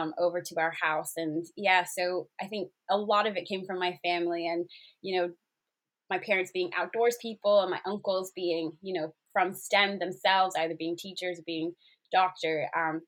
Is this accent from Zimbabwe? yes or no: yes; Zimbabwe; moved away as an adult; also born or lived in South Africa / Botswana; now in United Kingdom; When I was growing up in Zimbabwe, most school holidays, we'd probably be out on the lake or at a safari park